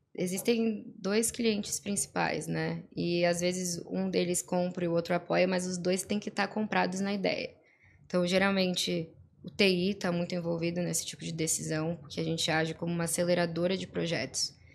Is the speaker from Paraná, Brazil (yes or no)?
no; Florianópolis, Santa Catarina, Brazil; eu sou aqui de Floripa, nascida, e criada